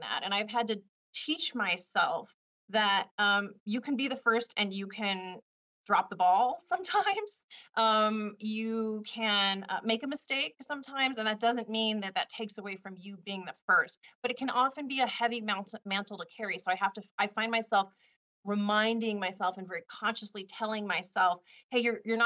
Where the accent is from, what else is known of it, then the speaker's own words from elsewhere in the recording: Richmond, California, United States; moved away as an adult; also born or lived in Washington, D.C.; And I went to high school in a city called Richmond, California.